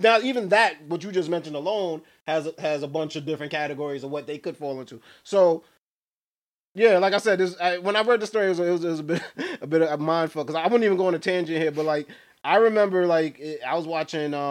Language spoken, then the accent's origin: English; New York, United States; Because I'm from New York